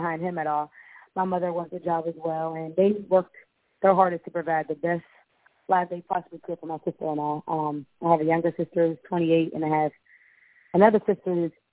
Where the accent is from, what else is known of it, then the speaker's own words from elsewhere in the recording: Pittsburgh, Pennsylvania, United States; I'm from Pittsburgh